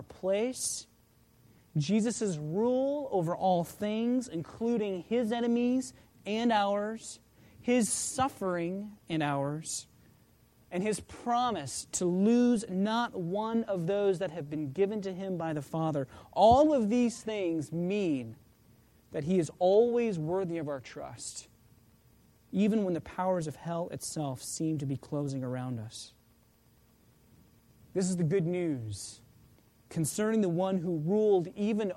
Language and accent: English; just outside of Oklahoma City, United States; the church that I grew up in just outside of Oklahoma City